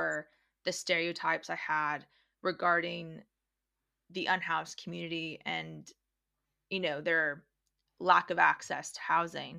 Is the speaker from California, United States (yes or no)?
yes; Los Angeles, California, United States; now in Australia; in Los Angeles, which is also where I come from originally